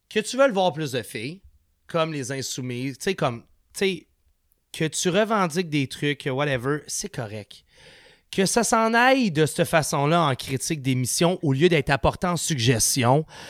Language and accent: French; Sainte-Julie, Quebec, Canada; on a grandi ensemble à Saint julie